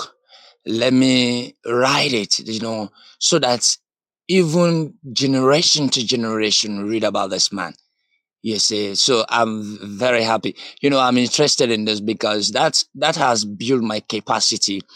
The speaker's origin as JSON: {"language": "English", "country": "Sierra Leone", "said": "from Sierra Leone, West Africa."}